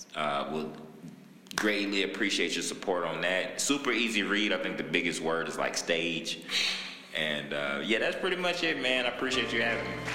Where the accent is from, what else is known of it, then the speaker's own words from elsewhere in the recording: Houston, Texas, United States; I'm from Houston, Texas